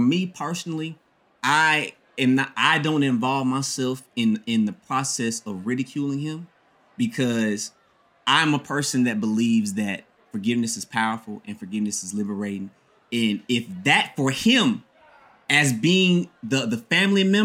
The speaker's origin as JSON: {"language": "English", "region": "Mississippi", "country": "United States", "said": "I'm from Mississippi, bro, in particular, Bible Belt."}